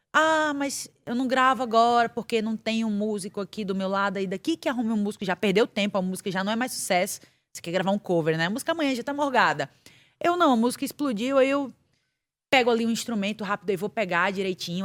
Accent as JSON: {"language": "Portuguese", "town": "Barreiros", "region": "Pernambuco", "country": "Brazil", "moved": "yes", "lives_now": "São Paulo, Brazil", "said": "pernambucana, cabra da peste, pernambucana de Barreiros, Pernambuco."}